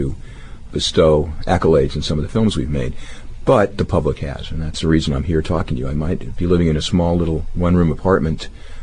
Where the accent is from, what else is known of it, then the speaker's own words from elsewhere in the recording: Detroit, Michigan, United States; moved away; when I was growing up in Detroit